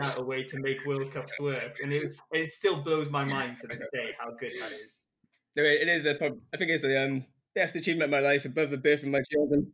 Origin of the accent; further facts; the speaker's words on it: Newport, Wales, United Kingdom; also born or lived in London; I'm from Newport area of Wales and returned back to Wales after um, med school